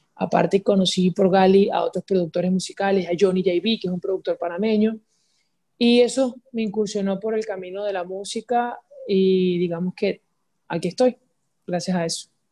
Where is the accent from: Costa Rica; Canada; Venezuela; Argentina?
Venezuela; Guacara, Carabobo; also born or lived in Valencia, Venezuela / San Joaquín, Venezuela; yo nací en Valencia, pero me crié entre Guacara y San Joaquín